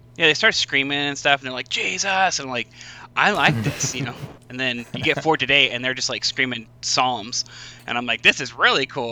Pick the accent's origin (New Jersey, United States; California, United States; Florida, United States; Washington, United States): Washington, United States; Spokane; I'm uh, from Spokane, Washington.